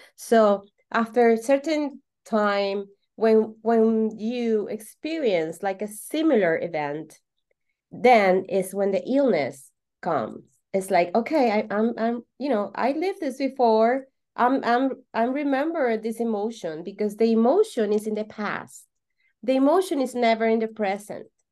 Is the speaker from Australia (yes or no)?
no; Venezuela; English is a second language; I'm from Venezuela